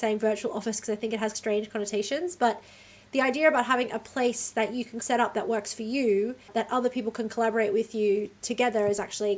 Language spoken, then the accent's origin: English; Australia; accent: Australian; now in Amsterdam, Netherlands; I'm Australian, you can probably tell from my accent, although I actually find Americans lately really get confused about whether or not I'm British.